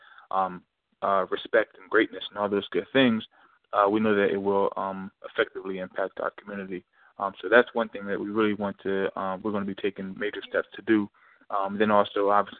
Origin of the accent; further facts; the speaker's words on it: Lincoln, Delaware, United States; We're from originally from Lincoln, Delaware